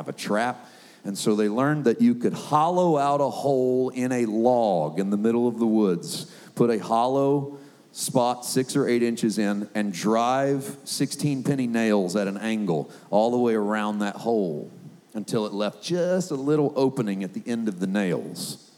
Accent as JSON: {"language": "English", "town": "Poplar Bluff", "region": "Missouri", "country": "United States", "tie": "born or raised there", "said": "Southeast Missouri, I was born and raised in Poplar Bluff, Missouri"}